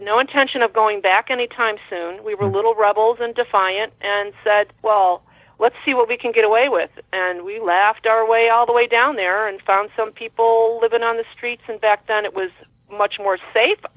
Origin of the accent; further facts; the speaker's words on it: Woodbury, Connecticut, United States; also born or lived in Bethlehem, Connecticut; my hometown, little small town of Woodbury, Connecticut